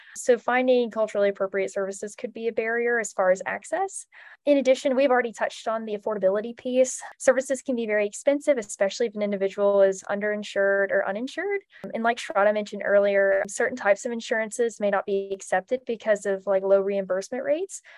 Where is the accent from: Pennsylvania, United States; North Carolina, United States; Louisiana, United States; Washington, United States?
North Carolina, United States; Trinity; I'm from Trinity, North Carolina, which is in the Piedmont Triad region